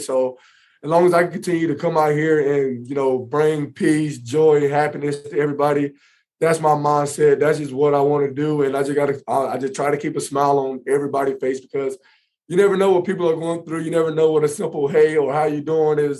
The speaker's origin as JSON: {"language": "English", "town": "Indianapolis", "region": "Indiana", "country": "United States", "tie": "born or raised there", "said": "my hometown here in Indy"}